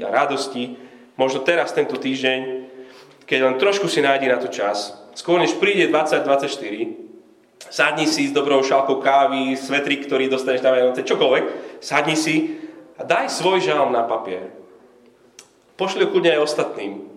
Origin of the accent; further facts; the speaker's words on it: Slovakia; že som vyrástol na Slovensku a že som ešte kresťan.